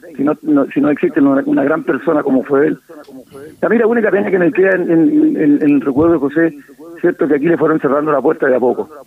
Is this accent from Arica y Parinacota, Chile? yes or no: no; Ovalle, Coquimbo, Chile; yo soy de Ovalle. Y normalmente eh, los vallinos vamos a Serena